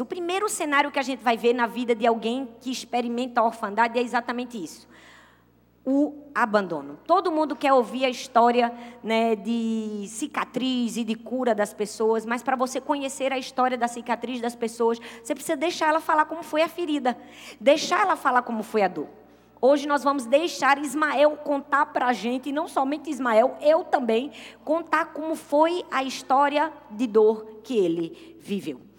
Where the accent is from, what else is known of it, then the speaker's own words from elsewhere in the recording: Brazil; todos nós que somos brasileiros